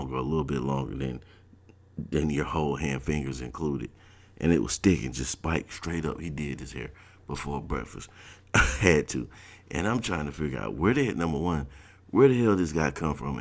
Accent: South Georgia, United States; moved away as an adult; Now I'm coming from South Georgia

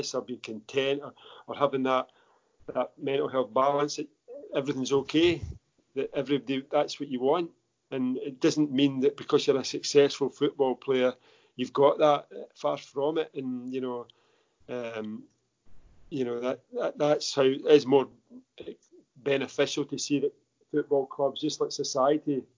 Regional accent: Central Belt, Scotland, United Kingdom; also born or lived in Aberdeenshire; even though I was brought up in the Central Belt

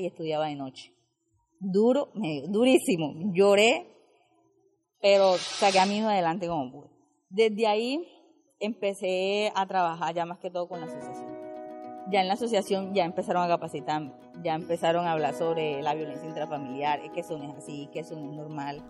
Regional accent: San Pedro de Urabá, Antioquia, Colombia; soy del municipio de San Pedro de Urabá

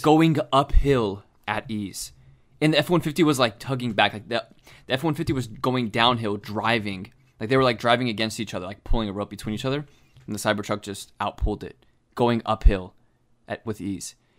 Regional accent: Florida, United States; we grew up in Florida, so we went to the beach a lot growing up

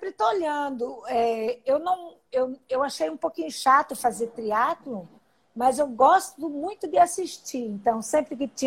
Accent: Paraná, Brazil; Sou paranaense.

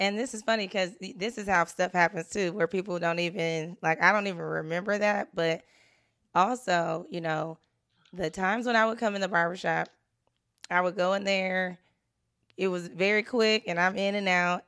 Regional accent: Richmond, California, United States; I was from Richmond

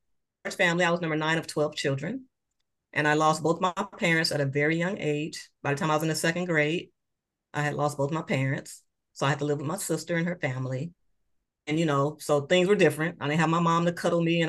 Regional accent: Moss Point, Mississippi, United States; moved away as an adult; I'm from a small town. I love my hometown, Moss Point, Mississippi.

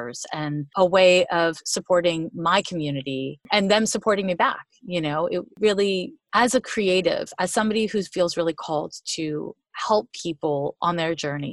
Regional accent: Montreal, Quebec, Canada; now in United States; I'm from Montreal, Quebec. I've been in the US for like 25 years, but I still got it. You know, a little Canadian, a little American

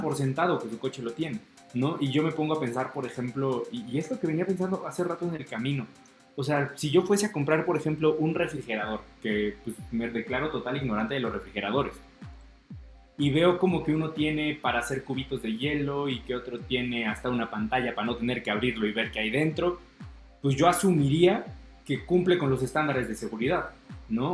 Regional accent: Mexico; si en mi país cuestan 20

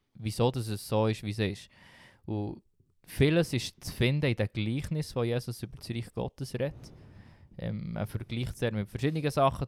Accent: Switzerland; als Schweizer oder als Westler

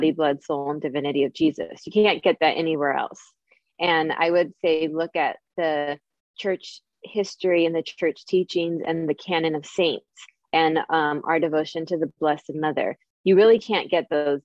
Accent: San Francisco Bay Area, California, United States; I'm from the San Francisco Bay Area. I live in Silicon Valley

